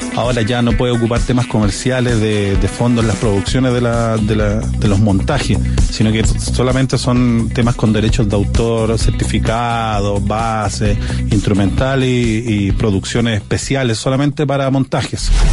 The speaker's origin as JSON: {"language": "Spanish", "town": "San Felipe", "region": "Valparaíso", "country": "Chile", "moved": "yes", "said": "yo soy de San Felipe, yo era de los que grabábamos la radio concierto en cassette"}